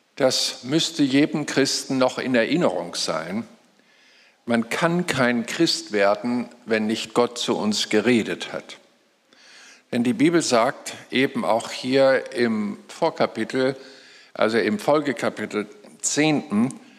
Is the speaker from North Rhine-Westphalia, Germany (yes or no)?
no; Lüneburg Heath, Lower Saxony, Germany; moved away; ich komme ja aus der Lüneburger Heide, war da 35 Jahre meines Lebens